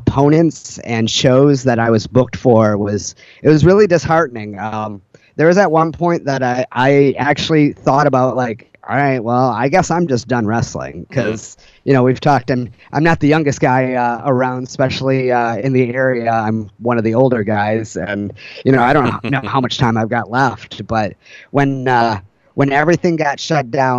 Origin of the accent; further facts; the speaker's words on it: Detroit, Michigan, United States; now in Portland, United States; growing up in Detroit, I've dealt with police brutality